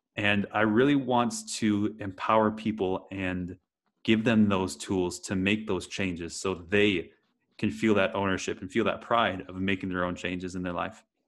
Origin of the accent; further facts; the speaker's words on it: Wisconsin, United States; moved away; I grew up in Wisconsin in the US